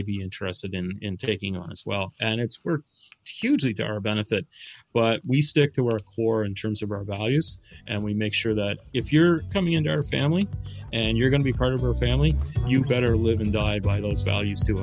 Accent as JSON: {"language": "English", "town": "Dartmouth", "region": "Nova Scotia", "country": "Canada", "also_born_or_lived": "Bedford", "moved": "as an adult", "lives_now": "Cape Breton, Canada", "said": "I'm not originally from here. Uh, I'm from Dartmouth, actually"}